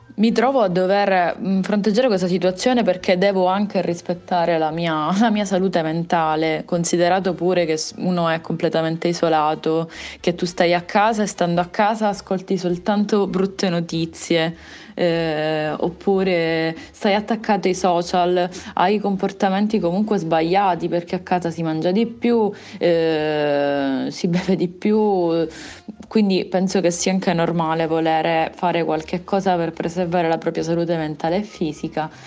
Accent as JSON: {"language": "Italian", "town": "Palermo", "region": "Sicily", "country": "Italy", "moved": "yes", "lives_now": "Padua, Italy", "said": "io registro da Padova, considera che io sono di Palermo e ho la mia famiglia a Palermo"}